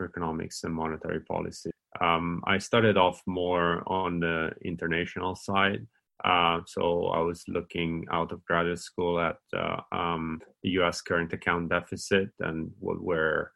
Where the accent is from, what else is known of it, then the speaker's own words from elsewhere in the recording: Italy; moved away as an adult; now in Oxford, United Kingdom; I'm from Italy.